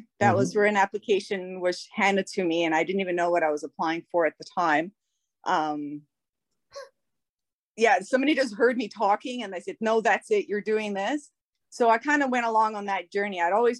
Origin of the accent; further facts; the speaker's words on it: South Africa; I'm South African.